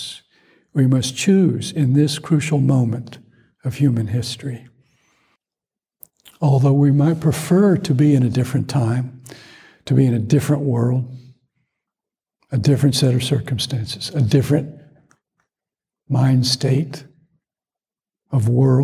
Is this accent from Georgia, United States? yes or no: yes; Atlanta, Georgia, United States; growing up in Atlanta